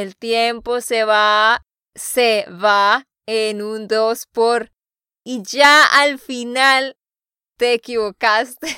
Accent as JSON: {"language": "Spanish", "region": "Santander", "country": "Colombia", "said": "de Santander, Colombia."}